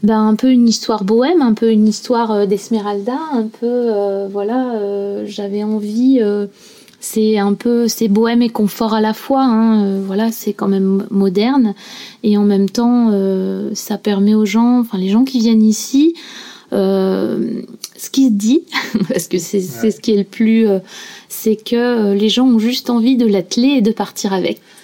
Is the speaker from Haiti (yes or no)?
no; Clécy, Normandy, France; moved away as an adult; now in Honfleur, France; moi, je suis originaire euh, de Suisse normande, euh, Clécy, Thuriarcourt